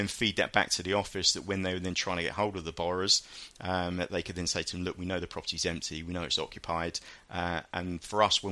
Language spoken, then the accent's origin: English; Hastings, South East England, United Kingdom; when I grew up down in Hastings, there was no real football teams down